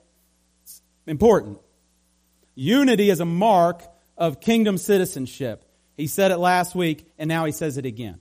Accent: Appalachia, United States; we're Appalachian, many of us

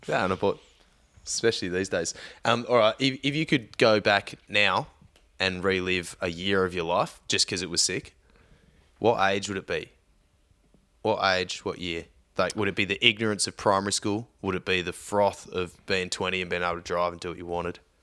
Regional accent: Victoria, Australia; I grew up in Victoria

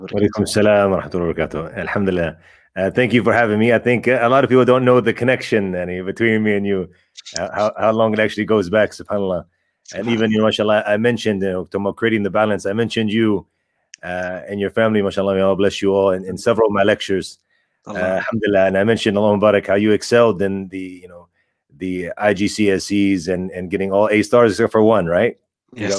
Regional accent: United States; I was born and raised in in America

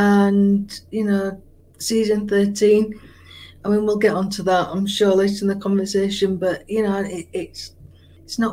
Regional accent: Yorkshire and the Humber, United Kingdom; a Yorkshire woman like myself

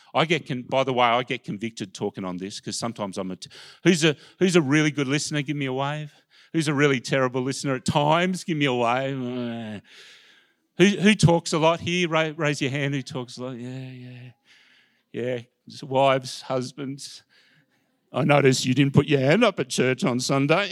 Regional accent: Melbourne, Victoria, Australia; I grew up in Melbourne. I'm a Melbourne person

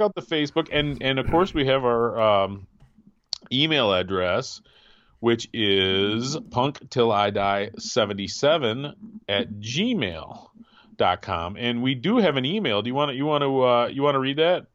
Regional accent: Wisconsin, United States; now in Grand Rapids, United States; I, did most of my growing up in Wisconsin, and my family was here in the Grand Rapids area

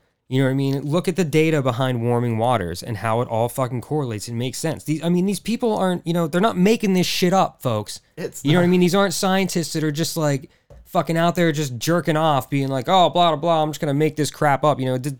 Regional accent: Texas, United States; Like, whatever. I'm from Texas. I'm used to it being hot.

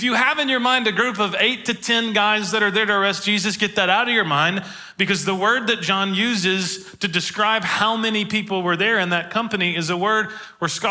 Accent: Woodbury, United States; I'm from Woodbury

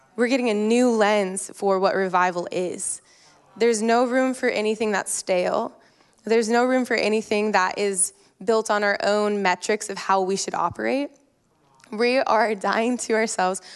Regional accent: Colorado, United States; moved away as an adult; also born or lived in Lake Tahoe; now in Newburgh, United States; I grew up in Colorado, which is a high desert mountain country, not a lot of water

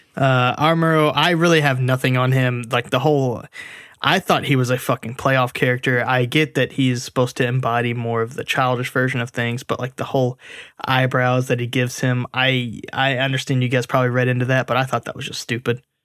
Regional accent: United States; as an American

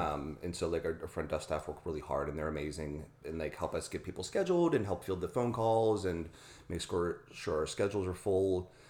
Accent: Pittsburgh, Pennsylvania, United States; I grew up in Pittsburgh, Pennsylvania

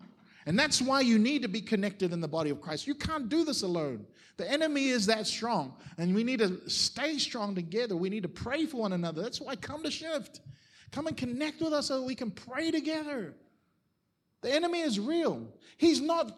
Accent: Auckland, New Zealand; moved away as an adult; now in Australia; I grew up in Mount Wellington in Auckland

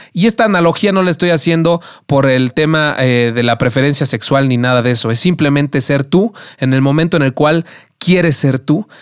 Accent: Mexico City, Mexico; lo maravilloso que es nuestra ciudad y de lo maravillosa que es nuestra cultura, ¿no? Como, como mexicanos y como chilangos

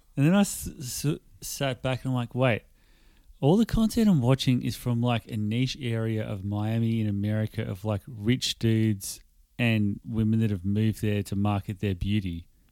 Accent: Australia; I put my ethnicity as Australian

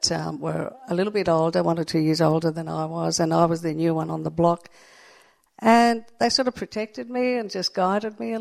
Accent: Sydney, New South Wales, Australia; I've lived on the northern beaches all my life and I wouldn't live anywhere else.

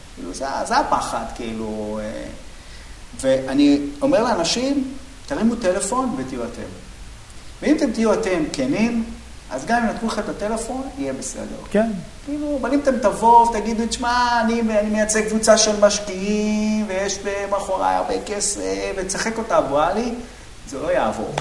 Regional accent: Bat Yam, Tel Aviv District, Israel; אני גדלתי בבת ים

